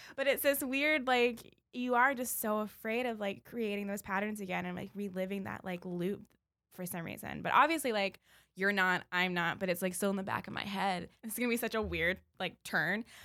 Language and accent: English; Baltimore, Maryland, United States; I would say, like, "Baltimore," 'cause it wasn't a lie